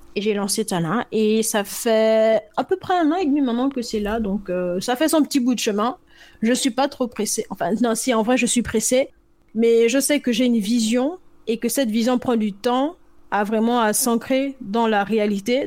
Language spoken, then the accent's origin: French; Gabon; moved away as an adult; now in France; moi je suis par exemple né au, Gabon